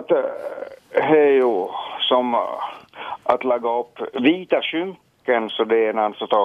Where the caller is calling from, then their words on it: Soklot, Ostrobothnia, Finland; från Soklot, ja.